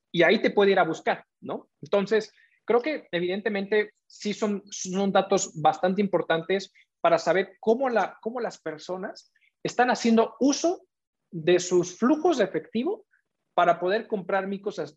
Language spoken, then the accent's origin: Spanish; Mexico; nosotros como ciudadanos, como mexicanos o como recientes mexicanos